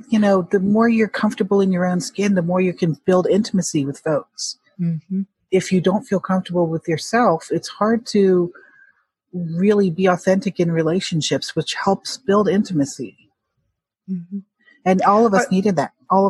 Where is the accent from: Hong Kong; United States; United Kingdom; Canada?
Hong Kong; if it helps for a Chinese adoptee like myself, I'm from Hong Kong, to feel like I can really relate to what that means.